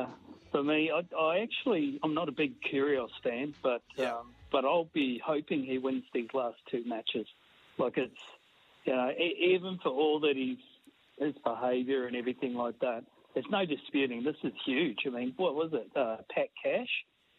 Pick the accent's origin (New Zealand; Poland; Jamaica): New Zealand; now in Australia; I came from New Zealand, and so I didn't have any real affiliation to any particular place in Australia.